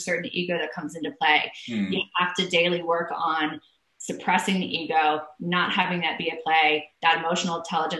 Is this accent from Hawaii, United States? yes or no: yes; Hawaii, United States; I'm from Hawaii